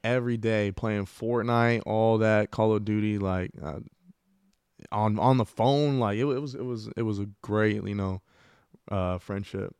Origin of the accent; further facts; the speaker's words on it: El Paso, Texas, United States; I grew up in the northeast of El Paso